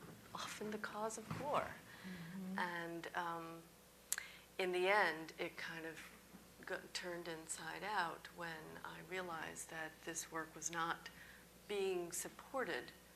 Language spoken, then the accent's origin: English; New York, United States; being a New Yorker living here